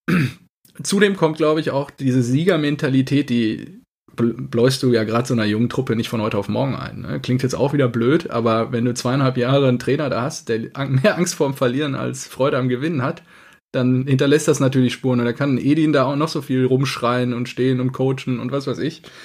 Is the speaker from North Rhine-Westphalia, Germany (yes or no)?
yes; Cappenberg, North Rhine-Westphalia, Germany; Kappenberger Tröpfchen äh, aus meinem Heimatort